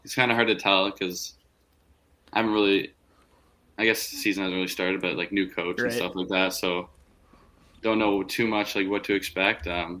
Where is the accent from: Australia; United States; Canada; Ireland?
Canada; Whitby, Ontario; Yeah, I'm from Whippy, so.